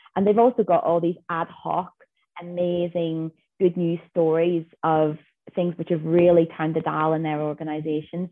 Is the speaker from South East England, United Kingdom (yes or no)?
no; Northern Ireland, United Kingdom; moved away as an adult; now in Western Australia, Australia; I am a girl from Northern Ireland who has made her way to Western Australia